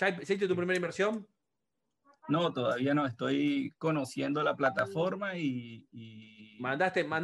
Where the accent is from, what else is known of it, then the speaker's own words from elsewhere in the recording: Venezuela; moved away as an adult; now in Buenos Aires, Argentina; eh, estoy aquí en la ciudad de Buenos Aires. Eh, soy de Venezuela.